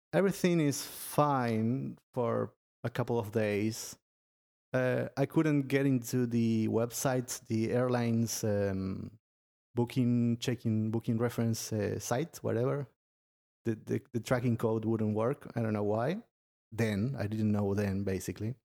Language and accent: English; Argentina; I'm from Argentina